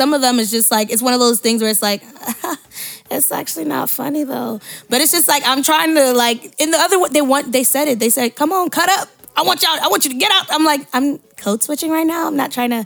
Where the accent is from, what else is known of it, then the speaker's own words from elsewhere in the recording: Nigeria; I'm Nigerian